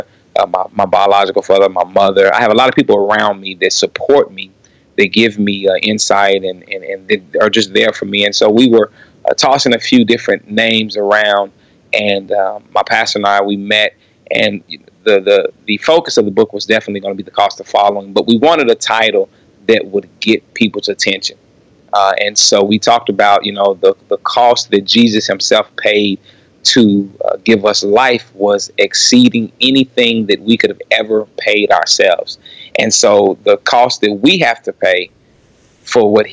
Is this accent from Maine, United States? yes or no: no; Kansas City, Missouri, United States; born and raised in Kansas City